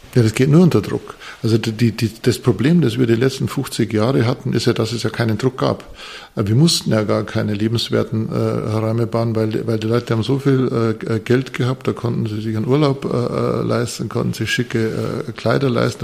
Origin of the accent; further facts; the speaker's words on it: Bavarian Forest, Germany; now in Munich, Germany; Ich komme aus einer Zimmererfirma, mein Papa war äh, Zimmerer, ich komme aus dem Bayerischen Wald, das ist wirklich äh, Holzland.